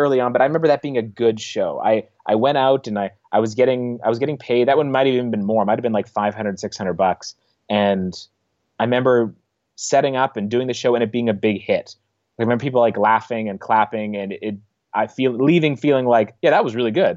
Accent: Niverville, Manitoba, Canada; I grew up in the Russian Mennonite community

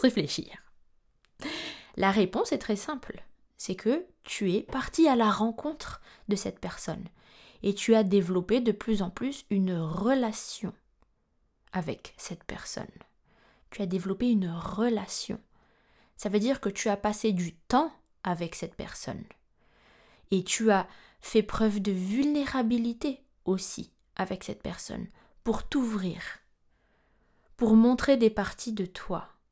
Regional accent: Madagascar; je suis malgache

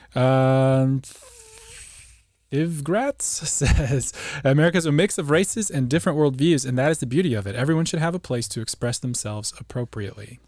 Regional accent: Tulsa, Oklahoma, United States; I grew up in Oklahoma

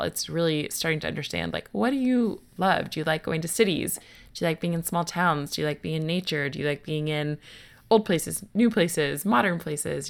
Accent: United States; moved away

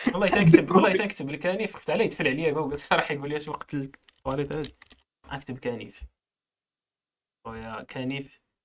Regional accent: Morocco; كمغربي إيه، عندي باسبور خضر

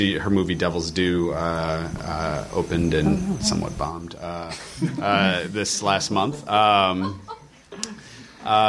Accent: Michigan, United States; now in Los Angeles, United States; I'm from Michigan. It's all blue-collar background

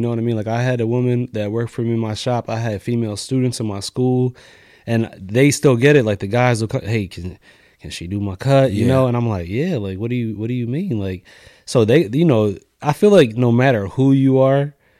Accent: New York, United States; born there; No, I was born in New York, so all my family's kind of in New York.

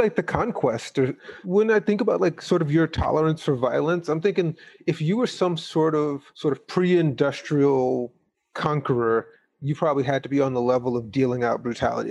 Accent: Gary, Indiana, United States; I'm from Gary, Indiana, and I went to an all-black magnet program.

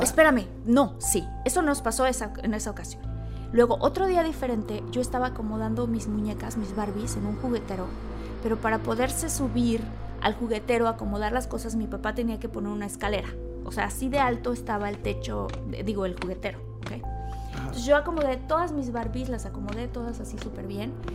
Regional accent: Villahermosa, Tabasco, Mexico; yo crecí en Villahermosa y en Tabasco

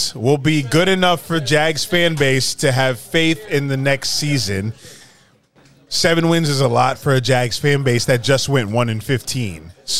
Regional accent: Daytona Beach, Florida, United States; I was raised in Daytona Beach, a little more uppity. Suburban. beaches and crab legs, you know?

